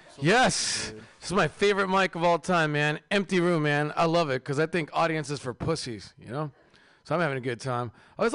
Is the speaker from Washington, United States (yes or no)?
yes; Seattle, Washington, United States; now in San Francisco, United States; I'm from Seattle